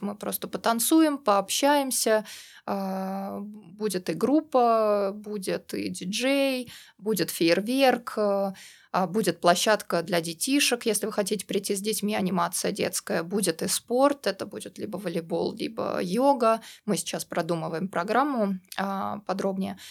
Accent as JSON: {"language": "Russian", "town": "Troitsk", "region": "Moscow", "country": "Russia", "also_born_or_lived": "United Kingdom", "moved": "as an adult", "lives_now": "Montenegro", "said": "А я, кстати, тоже из Москвы, только из Новой Москвы. Это город Троицк"}